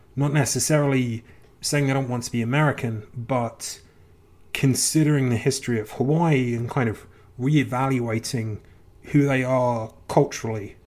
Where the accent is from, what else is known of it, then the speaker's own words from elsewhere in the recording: England, United Kingdom; as a kid growing up in England